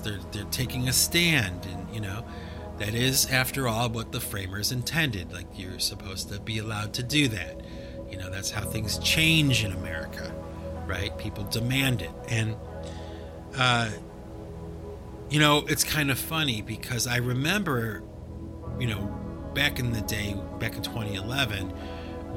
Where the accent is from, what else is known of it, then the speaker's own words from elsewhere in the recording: United States; I'm an American kid from the suburbs